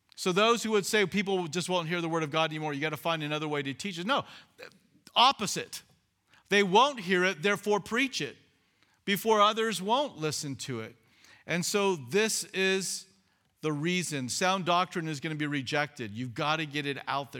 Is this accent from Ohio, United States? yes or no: no; California, United States; moved away as an adult; I was twenty-seven, I was from California